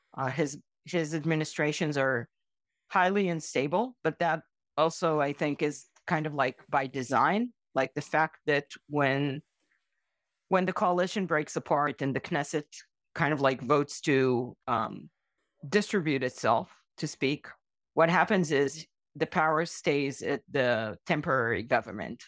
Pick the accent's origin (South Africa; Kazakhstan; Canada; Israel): Israel; I was born in Israel.